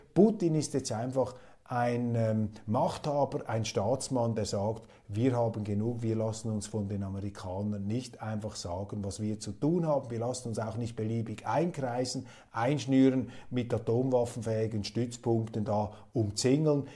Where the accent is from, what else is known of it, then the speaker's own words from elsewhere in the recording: Switzerland; als Schweizer